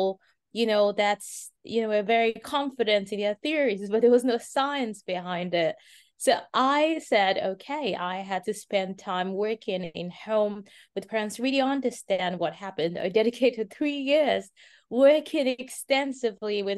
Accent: Nigeria; moved away as an adult; now in Miami, United States; My parents are Nigerian. I'm originally Nigerian.

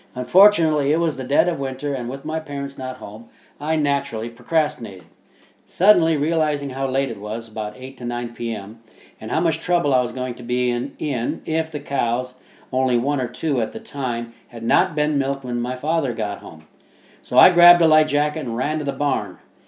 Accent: Midwest, United States; Also, growing up in the Midwest, my life experiences are almost as strange as Oz was to Dorothy.

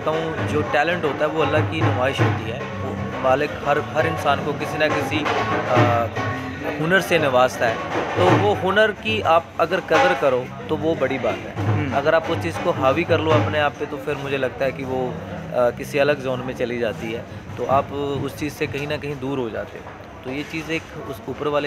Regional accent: Punjab, India; first language Punjabi; Hindi is a second language; देखो ओबियसली मैं पंजाब से हूँ तो अपनी पंजाबी लैंग्वेज को मैं फर्स्ट

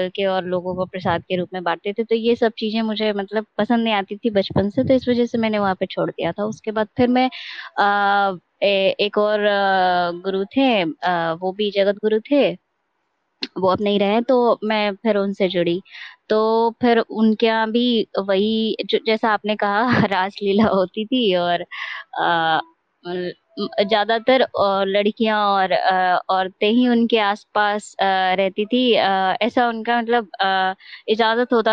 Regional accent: Bihar, India; आराध्य भी श्री कृष्ण है और हम बिहार से हैं तो इस वजह से मेरा थोड़ा आप लोगों मतलब हमको

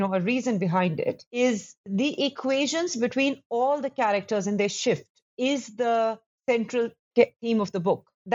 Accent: Delhi, India; when I grew up in Delhi

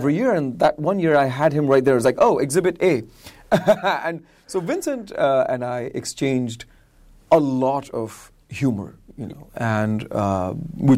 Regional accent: India; also born or lived in Florida, United States; I'm from India

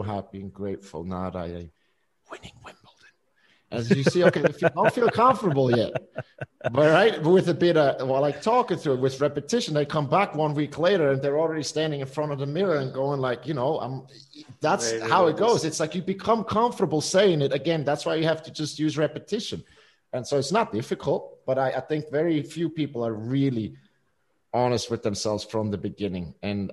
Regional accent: Switzerland; we grew up here in Switzerland

